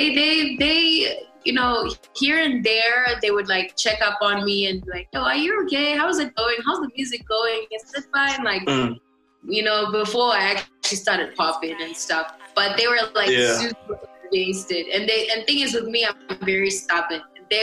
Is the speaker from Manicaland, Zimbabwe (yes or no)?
yes; Mutare, Manicaland, Zimbabwe; born or raised there; also born or lived in Bulawayo